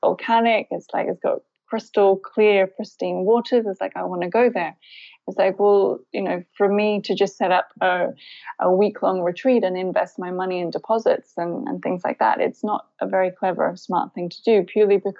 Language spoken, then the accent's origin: English; Byron Bay, New South Wales, Australia; moved away as an adult; also born or lived in United Kingdom; I'm born and raised in Byron Bay, Australia